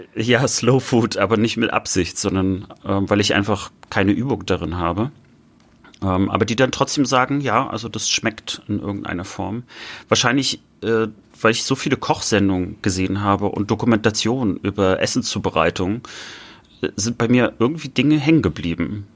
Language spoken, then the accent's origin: German; north-east Germany, Germany; ich sage häufiger dann Nordosten, wenn mich jemand fragt, wo, woher ich komme